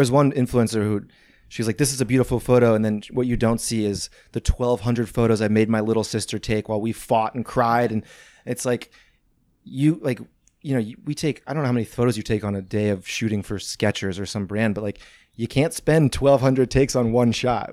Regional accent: St. Louis, Missouri, United States; born or raised there; also born or lived in Venice, Los Angeles; now in Los Angeles, United States

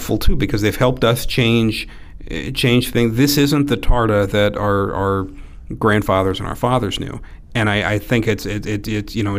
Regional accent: Tiffin, Ohio, United States; also born or lived in Bellefontaine, Ohio / Chicago; now in Toledo, United States; I did most of my growing up in Tiffin. That's where I went to high school and college at.

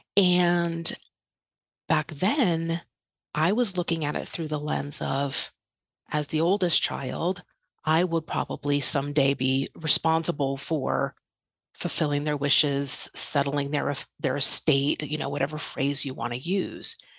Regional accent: outside New York City, United States; moved away as an adult; also born or lived in Los Angeles; I was born and raised outside New York City

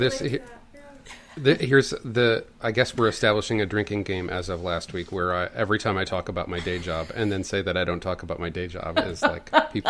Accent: St. Louis, Missouri, United States; now in Chicago, United States; I've had people from Wisconsin and Michigan assert that I, as a St. Louisan, a Missourian, don't count.

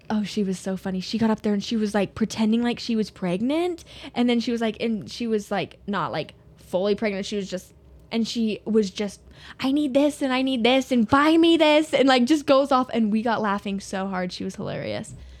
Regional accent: Soda Springs, Idaho, United States; also born or lived in Pocatello, Idaho; born and raised in Soda Springs

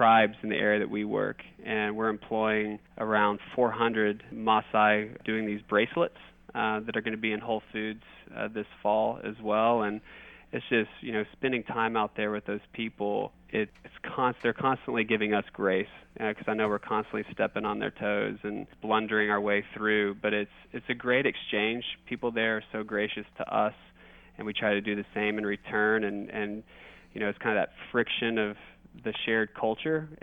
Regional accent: Texas, United States; also born or lived in Kansas; I'm a Texan

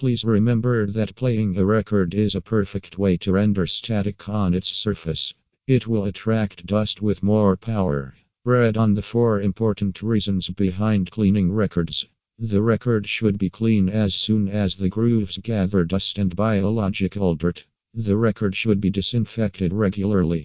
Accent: Ukraine; from Ukraine

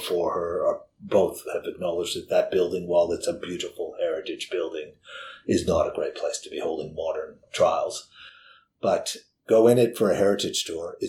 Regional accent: Canada; moved away as an adult; now in Victoria, Australia; my home country of Canada

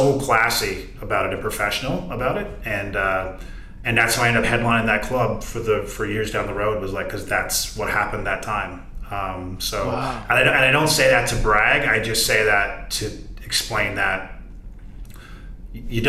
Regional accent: Corner Brook, Newfoundland and Labrador, Canada; moved away; I was doing a segment in my hometown, ironically, for Amazing Race Canada

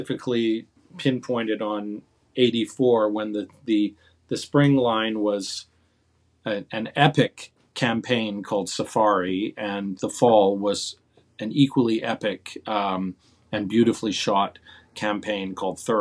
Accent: Calgary, Alberta, Canada; moved away as an adult; also born or lived in Toronto, Canada; now in New York, United States; when I was a teenager in my hometown of Calgary

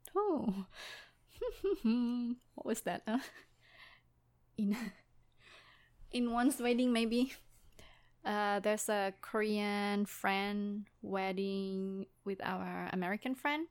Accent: Indonesia; first language Indonesian; English is a second language; moved away; I lost some, uh, Indonesian words because I don't live there anymore.

